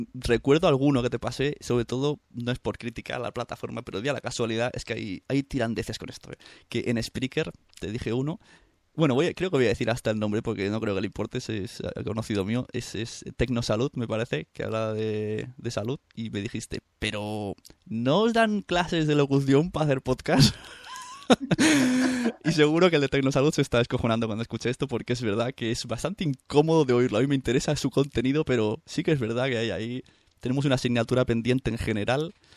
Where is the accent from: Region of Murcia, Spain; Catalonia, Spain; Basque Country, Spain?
Catalonia, Spain; Santa Coloma; ella es nacida en el mismo pueblo que yo, en Santa Coloma